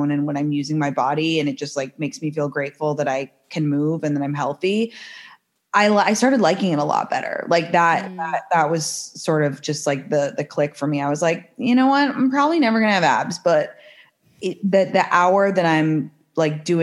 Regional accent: London, United Kingdom; also born or lived in San Francisco / New York; now in Los Angeles, United States; I'm from London to begin

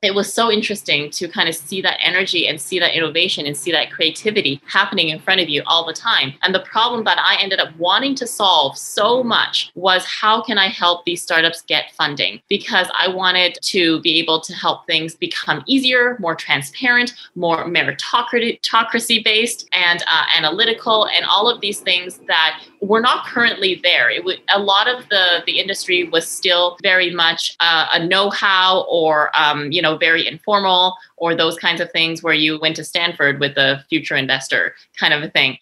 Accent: Victoria, British Columbia, Canada; also born or lived in Montreal, Canada / France; I'm originally born in Victoria, BC

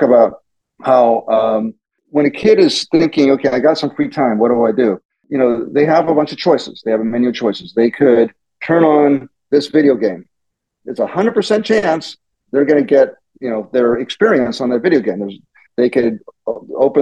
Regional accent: Pittsburgh, Pennsylvania, United States; now in Silicon Valley, United States; I was born and raised in Pittsburgh, the suburbs of Pittsburgh

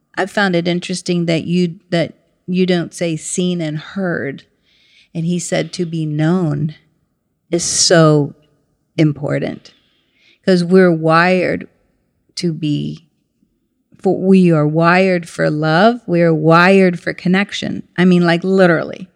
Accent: St. Petersburg, Florida, United States; moved away; also born or lived in New York City; grew up in St. Petersburg, Florida

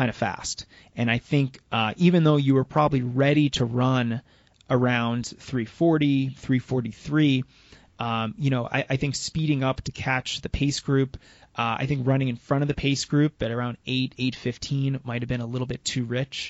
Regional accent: United States; I'm from the United States

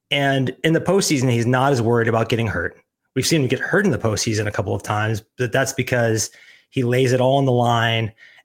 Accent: Missouri, United States; moved away; I've lived most of my life away from the cold now. Of course, I grew up in Missouri and love it

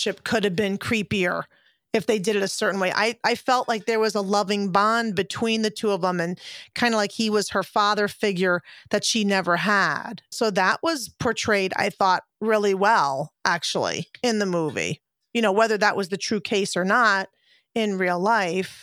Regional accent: Connecticut, United States; Simsbury, Connecticut, which is my hometown state

